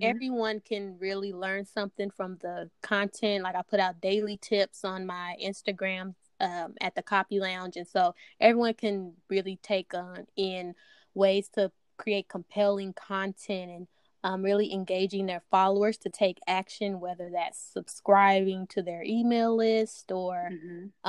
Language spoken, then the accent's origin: English; Dallas, Texas, United States; I'm from Dallas, Texas. Um, born and raised